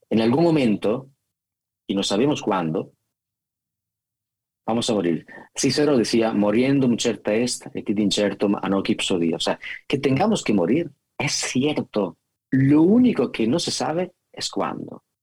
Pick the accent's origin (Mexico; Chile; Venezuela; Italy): Italy; Spanish is a second language; now in Spain; Yo ya me considero más español, más español que italiano.